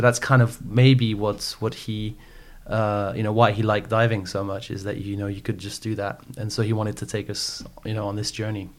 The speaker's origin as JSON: {"language": "English", "area": "French Alps", "region": "Auvergne-Rhône-Alpes", "country": "France", "tie": "born or raised there", "also_born_or_lived": "Paris", "said": "I grew up in the French Alps. So I was born in Paris."}